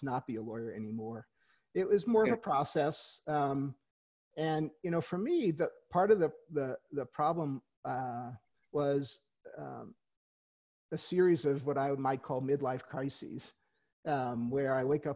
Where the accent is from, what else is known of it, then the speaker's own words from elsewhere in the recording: New York City, New York, United States; moved away; also born or lived in Kansas City; I grew up in Queens